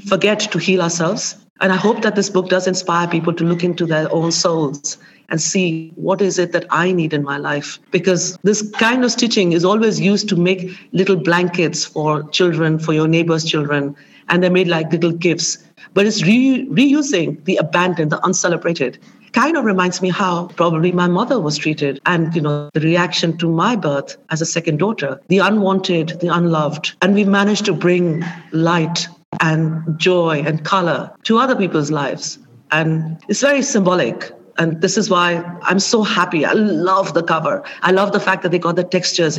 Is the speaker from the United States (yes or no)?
no; India; moved away; when I was growing up in India